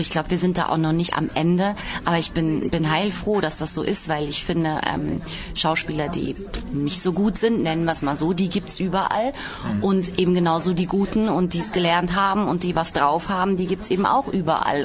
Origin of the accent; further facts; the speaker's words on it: Baden-Baden, Baden-Württemberg, Germany; Ich komme aus Badebade.